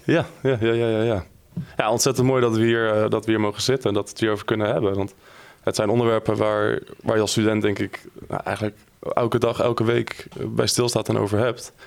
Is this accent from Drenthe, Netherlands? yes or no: yes; Drenthe, Netherlands; ik kom uit Drenthe en uh, daar ben ik geboren en getogen